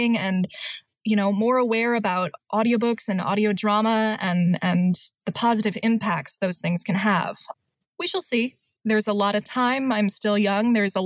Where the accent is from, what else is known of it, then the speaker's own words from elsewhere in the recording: Michigan, United States; I'm from Michigan.